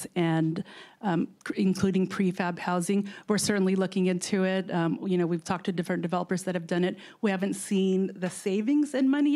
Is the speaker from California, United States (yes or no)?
yes; Oakland, California, United States; also born or lived in Philippines; I grew up in Alameda in Oakland as a first-generation immigrant from the Philippines.